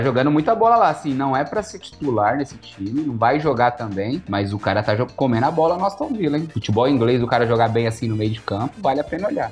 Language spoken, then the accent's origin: Portuguese; Brazil; como bons brasileiros